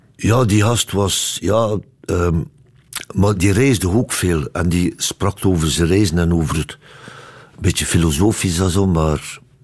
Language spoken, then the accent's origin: Dutch; Ostend, Flanders, Belgium; now in Brussels, Belgium; Mijn roots zitten daar, ja. En ik ben opgevoed in Oostende